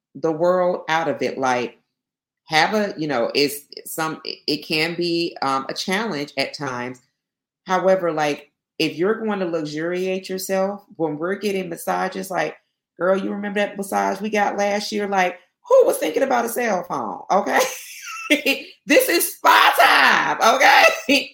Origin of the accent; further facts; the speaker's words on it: Albany, Georgia, United States; I'm from Albany, Georgia. So I'm Southwest Georgia.